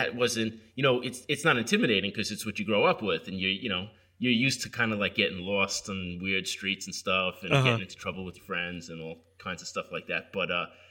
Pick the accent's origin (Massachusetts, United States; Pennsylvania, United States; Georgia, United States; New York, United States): New York, United States; Long Island; I grew up in Long Island